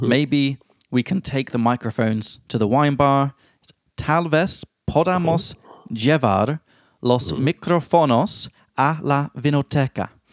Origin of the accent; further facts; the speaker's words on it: England, United Kingdom; now in Prague, Czech Republic; from England